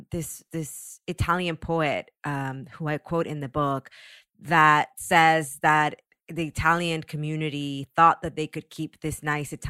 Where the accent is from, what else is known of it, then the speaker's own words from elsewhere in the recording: Los Angeles, California, United States; There were four of us, and we all just said Los Angeles.